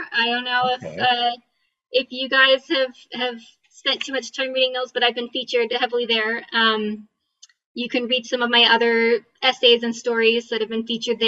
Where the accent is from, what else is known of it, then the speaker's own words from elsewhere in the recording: California, United States; moved away as an adult; also born or lived in Utah County, Utah; now in Utah, United States; I grew up in California